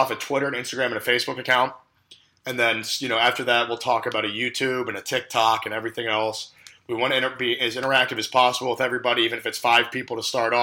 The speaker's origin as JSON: {"language": "English", "area": "Big Ten country", "region": "Midwest", "country": "United States", "said": "we're from Big Ten country"}